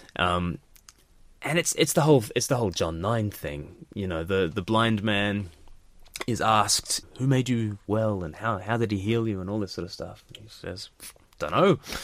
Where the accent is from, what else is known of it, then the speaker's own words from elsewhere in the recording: Australia; now in United Kingdom; as an Australian living in the U K